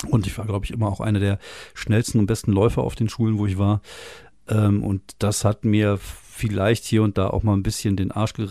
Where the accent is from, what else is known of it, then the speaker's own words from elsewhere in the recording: France; now in Germany; ich bin ja zum Teil in Frankreich aufgewachsen, mit elf nach Frankreich runter.